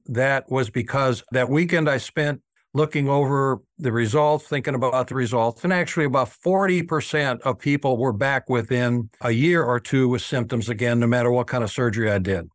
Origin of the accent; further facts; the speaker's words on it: Nashville, Brentwood, Franklin, Tennessee, United States; I was known here in Middle Tennessee, and I'm from Nashville, Brentwood, Franklin, Tennessee